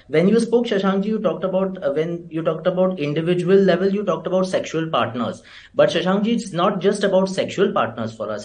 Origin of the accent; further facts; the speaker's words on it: India; as citizens of India who are proud to be Indian